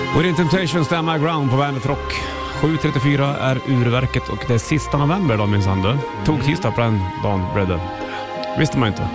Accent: Hälsingland, Gävleborg County, Sweden; jag är från Hel- Hälsingland

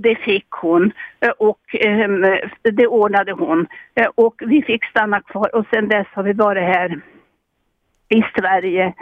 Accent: Finland; now in Sweden; jag är fortfarande finsk medborgare fastän jag är 76 år

